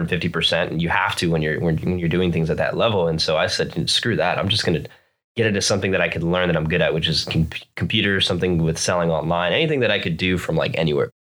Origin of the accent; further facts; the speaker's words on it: Florida, United States; moved away as an adult; also born or lived in New Jersey; now in California, United States; I moved down to Florida when I was a very small child, and I lived there for basically twenty-six years